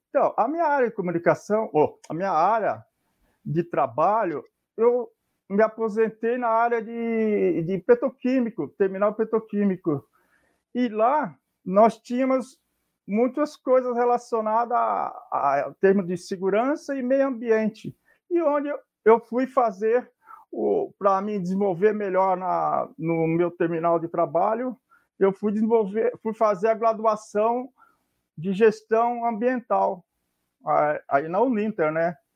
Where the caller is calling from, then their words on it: Santos, São Paulo, Brazil; Bem, eu estou falando de Santos, é, litoral de São Paulo, né? Na Baixada Santista.